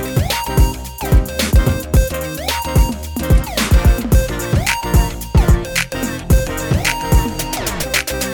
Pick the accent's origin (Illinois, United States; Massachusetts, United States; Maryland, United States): Maryland, United States; my home state Maryland